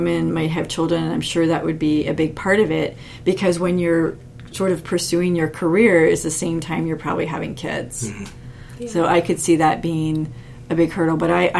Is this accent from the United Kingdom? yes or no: no; Canada; I always just say maybe it's because I'm Canadian. I'm too polite Canadian